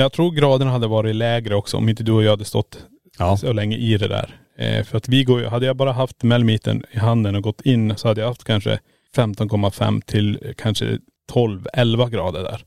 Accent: Sweden; vi introducerar oss som svenskar

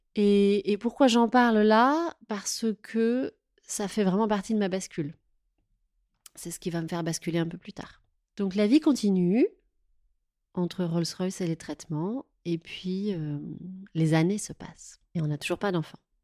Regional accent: Touraine, Centre-Val de Loire, France; moved away as an adult; also born or lived in Paris region / Tours; now in Paris, France; je suis née en région parisienne, mais j'ai grandi en Touraine.

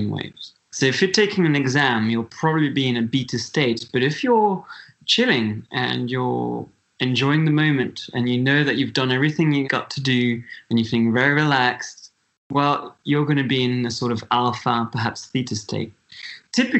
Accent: Switzerland; I'm from Switzerland.

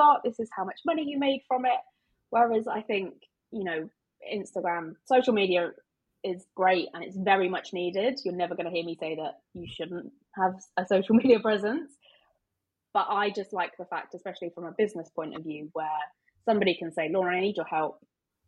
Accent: United Kingdom; we're British

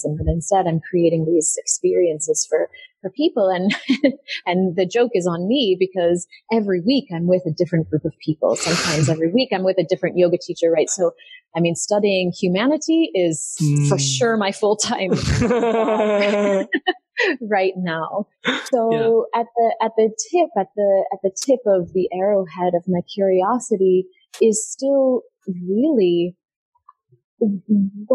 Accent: United States; moved away; I was born in America

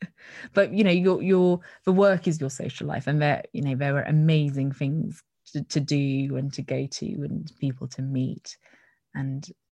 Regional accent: Netherlands; now in United Kingdom; because I grew up in Holland, and, you know, don't have my childhood friends or uni friends to fall back on.

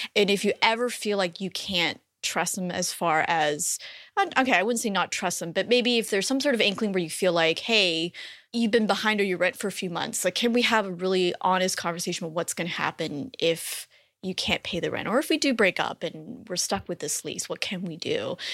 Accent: Canada; moved away as an adult; now in United States; I'm actually Canadian, and so we, when we made the decision to live in the U S

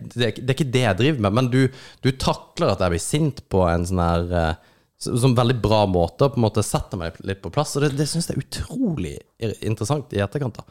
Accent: Kristiansand, Agder, Norway; moved away; also born or lived in Oslo; Jeg kommer fra Kristiansand.

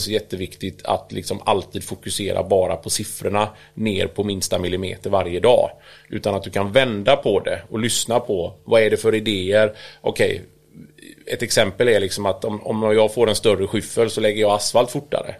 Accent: Kungälv, Västra Götaland, Sweden; also born or lived in United States / Italy; kommer ju från Kungälv

